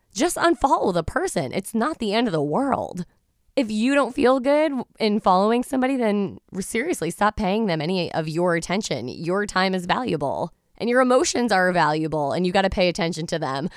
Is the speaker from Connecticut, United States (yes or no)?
yes; Norwich, Connecticut, United States; born and raised in Norwich, and I absolutely love the city